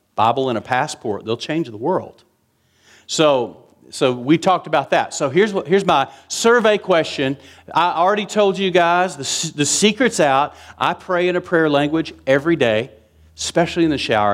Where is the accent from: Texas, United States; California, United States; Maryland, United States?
Texas, United States; West; I was raised in West Texas